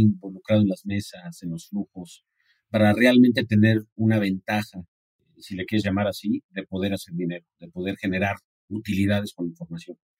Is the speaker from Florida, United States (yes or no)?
no; San Diego, California, United States; now in Mexico; solamente crecí en San Diego